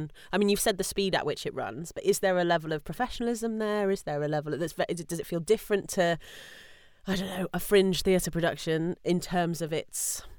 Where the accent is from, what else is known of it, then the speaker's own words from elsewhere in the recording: United Kingdom; That is part of being British and part of being female, I think